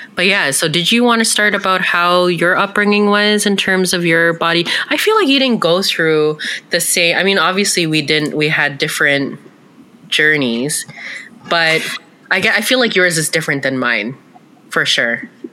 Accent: Canada; we're two sisters here to share our experiences as Canadian born Filipinas.

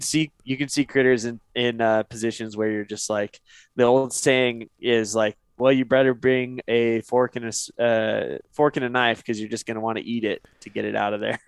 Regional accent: Northeast Oregon, United States; I grew up in Northeast Oregon

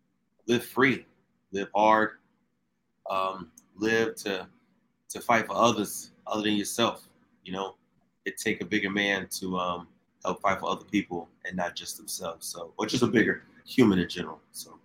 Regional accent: Newark, New Jersey, United States; I was born and raised in Newark, New Jersey, 1983, just aged myself, but it was called the Brick City, Newark was.

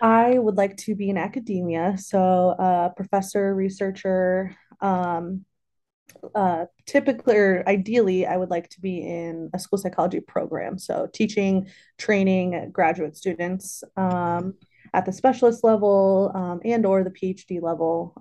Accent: Bloomington, Illinois, United States; also born or lived in Madison, Wisconsin; now in Champaign, United States; I am from Central Illinois. I grew up in, uh, Bloomington, so not far from here

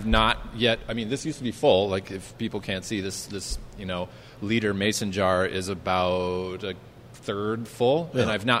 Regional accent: Southern Ohio, United States; moved away as an adult; now in Minneapolis, United States; I'm from Southern Ohio.

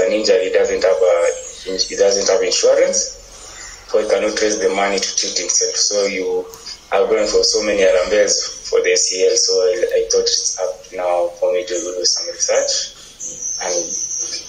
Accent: Kenya; I was born in Kenya

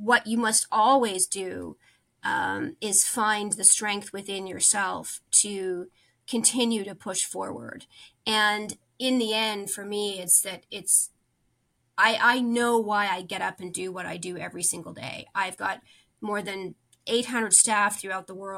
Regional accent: Canada; As a Canadian

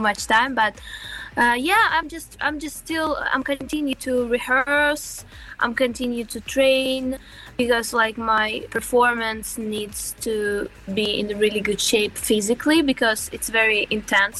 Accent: Zaporizhzhia, Zaporizhzhia Oblast, Ukraine; born or raised there; English is a second language; moved away as an adult; now in Sweden

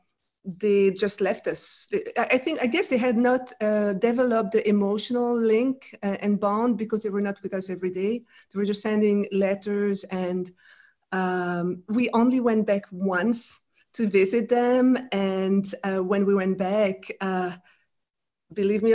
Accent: Brussels, Brussels-Capital Region, Belgium; first language French; English is a second language; moved away as an adult; also born or lived in France; now in United States; I grew up in Belgium, in Brussels, in French. So my first language is French.

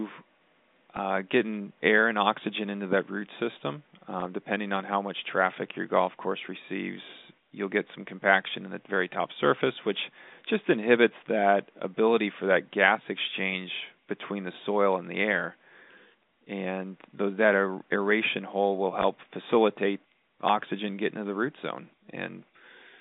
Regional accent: Southern California, United States; growing up in Southern California and playing junior golf events

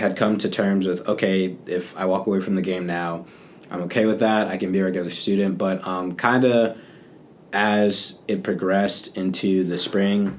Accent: Charlotte, North Carolina, United States; also born or lived in Cleveland, Ohio; now in South Carolina, United States; when I was two, we moved down to Charlotte, North Carolina. And I lived there pretty much my whole life between Charlotte and South Carolina

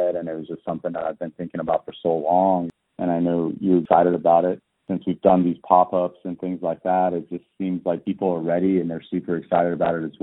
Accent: Austin, Texas, United States; born or raised there; also born or lived in Tehran, Iran

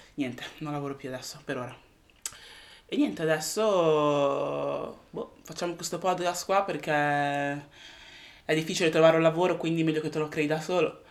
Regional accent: Italy; moved away as an adult; now in United Kingdom; sono nata e sono cresciuta in Italia

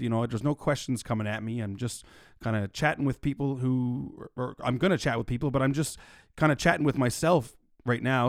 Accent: Mount Pearl, Newfoundland and Labrador, Canada; also born or lived in St. John's, Newfoundland and Labrador; I was born and raised in Mount Pearl, Newfoundland and Labrador, and I now reside in downtown, beautiful Saint John's, Newfoundland and Labrador

